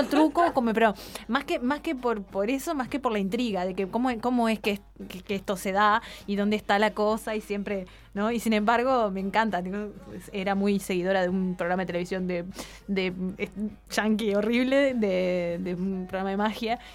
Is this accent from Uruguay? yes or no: yes; Uruguay; acá en Uruguay tenemos